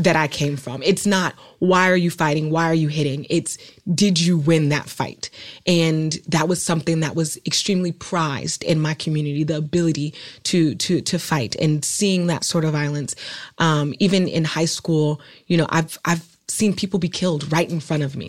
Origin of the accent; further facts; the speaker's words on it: Oakland, California, United States; I'm from Oakland, California